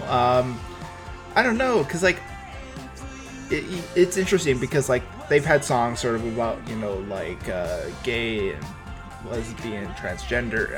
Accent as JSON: {"language": "English", "town": "Vancouver", "region": "British Columbia", "country": "Canada", "said": "I'm from Vancouver"}